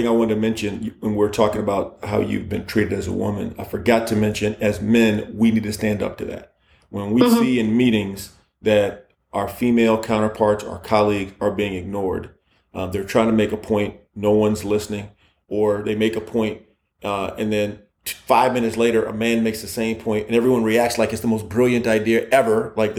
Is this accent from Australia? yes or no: no; Egypt; I'm from Egypt, he's from Egypt.